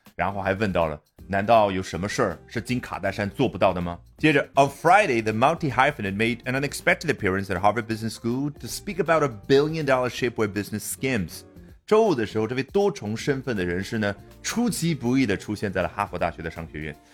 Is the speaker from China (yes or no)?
yes; China; 我们中国人可能会这样去表达